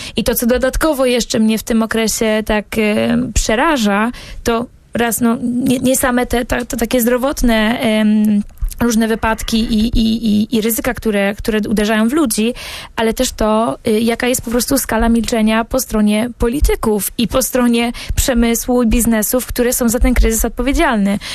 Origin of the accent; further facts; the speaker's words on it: Bydgoszcz, Kuyavian-Pomeranian Voivodeship, Poland; ja pochodzę z Bydgoszczy, tam się urodziłam